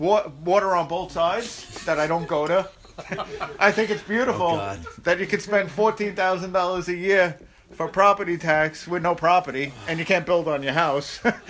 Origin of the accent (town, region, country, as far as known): Long Island, New York, United States; born or raised there